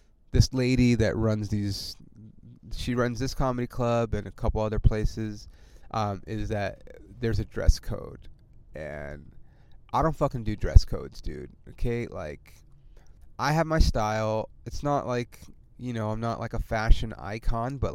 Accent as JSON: {"language": "English", "region": "California", "country": "United States", "said": "I'm from California"}